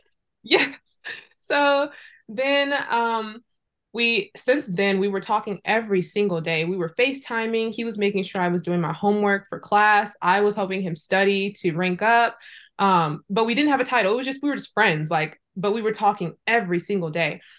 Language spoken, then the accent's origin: English; Fresno, California, United States; moved away as an adult; also born or lived in Irvine; I was growing up in Fresno